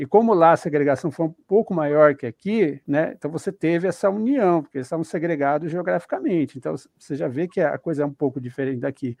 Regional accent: Paraná, Brazil; now in São Paulo, Brazil; eu sou do Paraná, moro em São Paulo

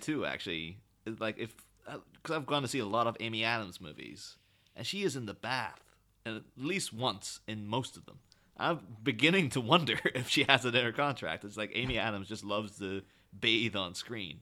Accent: Ireland; I, Irish guy

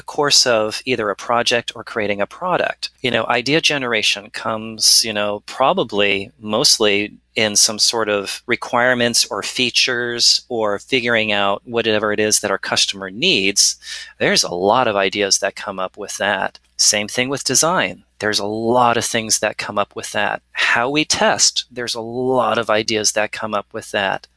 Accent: California, United States; I was born in California

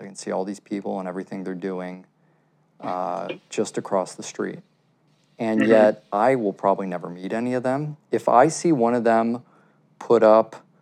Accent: Chicago, Illinois, United States; moved away; also born or lived in Brooklyn, New York; growing up in Chicago

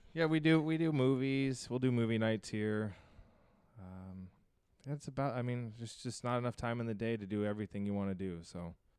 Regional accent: United States; moved away; also born or lived in New Mexico / Arizona; I grew up in New Mexico and Arizona, and then we finally re, uh, ended up here

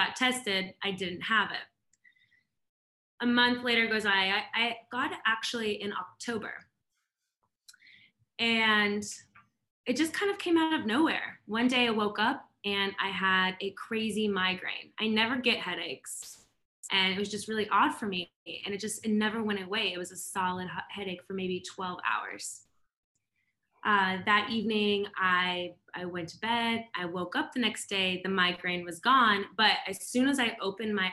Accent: Seattle, Washington, United States; now in Atlanta, United States; I was born in Seattle, but I've lived in Atlanta for a little bit over 10 years now

